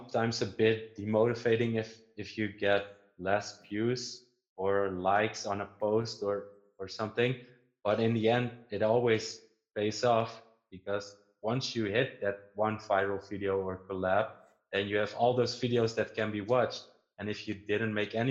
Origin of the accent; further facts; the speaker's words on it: Netherlands; English is a second language; I'm from the Netherlands